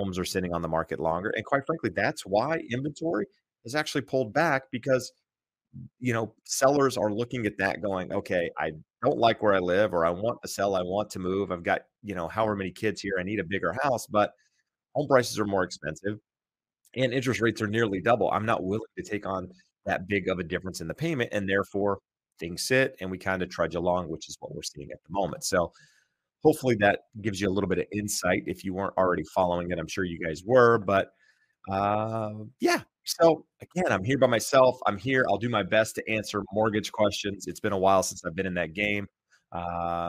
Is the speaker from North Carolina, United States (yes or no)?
yes; North Carolina, United States; moved away; I grew up in North Carolina